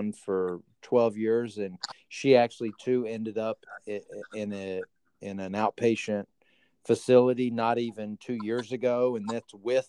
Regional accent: the South, United States; I grew up in the South, and so we were, you know, it was the Bible Belt

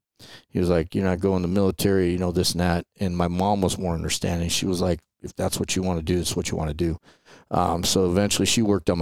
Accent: Los Angeles, California, United States; So I grew up in Atwater, California. It's right across from, like, if you know where the Griffith Park in the mountains and like Dodger Stadium is, right across the LA River, there was a small town there, Atwater

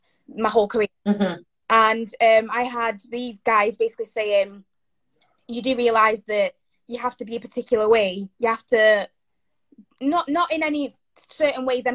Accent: England, United Kingdom; moved away as an adult; also born or lived in Zambia; now in Ireland; I was born in Zambia, grew up in England, and now I live in Ireland

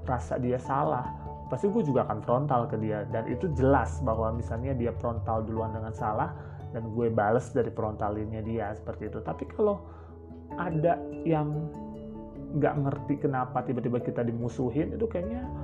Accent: Jakarta, Indonesia; gue tuh orang Jakarta gitu.

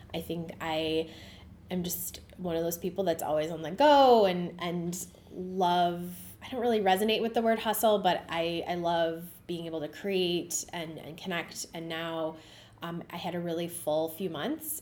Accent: Cleveland, Ohio, United States; I grew up uh, in the West Park neighborhood of Cleveland

